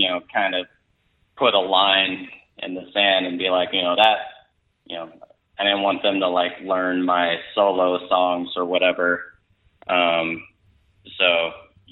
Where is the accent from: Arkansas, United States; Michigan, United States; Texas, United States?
Texas, United States; moved away; also born or lived in Colorado; I'm originally from Texas, but I was living in Colorado at that point